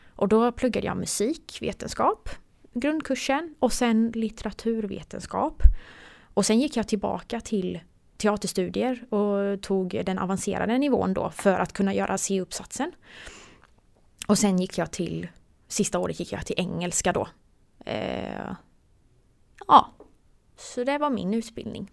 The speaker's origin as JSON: {"language": "Swedish", "town": "Gislaved", "region": "Jönköping County", "country": "Sweden", "tie": "born or raised there", "also_born_or_lived": "Gothenburg", "moved": "as an adult", "said": "jag kommer från Gislaved och bodde hos mina föräldrar"}